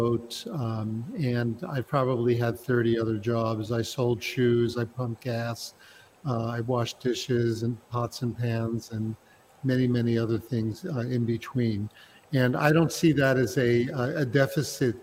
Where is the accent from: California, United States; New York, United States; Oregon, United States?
New York, United States; New York City; moved away as an adult; now in Prague, Czech Republic; I was born and raised in New York City. I was born in Brooklyn, raised in Brooklyn, Queens, and Manhattan